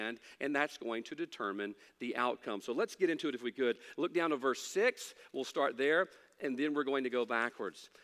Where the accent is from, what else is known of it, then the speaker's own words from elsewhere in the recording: United States; As an American